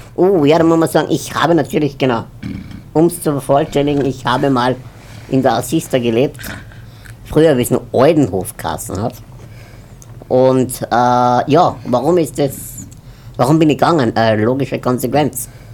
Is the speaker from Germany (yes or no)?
no; Upper Austria, Austria; now in Vienna, Austria; ich komme aus Wien. Also ursprünglich eigentlich aus Oberösterreich, aber lebe jetzt in Wien